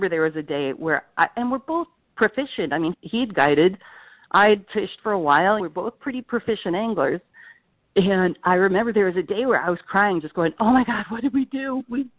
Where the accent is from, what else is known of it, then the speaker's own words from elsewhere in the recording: Eastern Washington, United States; moved away; I grew up in Eastern Washington